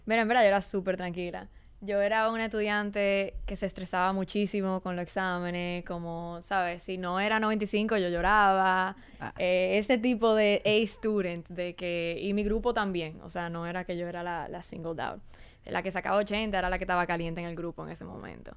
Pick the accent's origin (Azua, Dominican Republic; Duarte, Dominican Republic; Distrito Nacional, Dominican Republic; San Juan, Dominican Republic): Distrito Nacional, Dominican Republic; Santo Domingo; also born or lived in Boston; pero yo soy de aquí, de Santo Domingo. Eh, y nada, yo crecí aquí